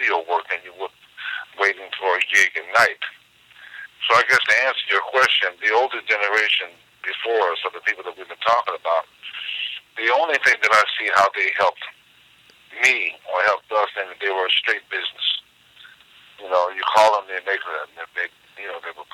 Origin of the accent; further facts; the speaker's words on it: Youngstown, Ohio, United States; moved away as an adult; also born or lived in Cleveland, Ohio / New York; I was born in Cleveland, but I was raised up in Youngstown with my father's side of the family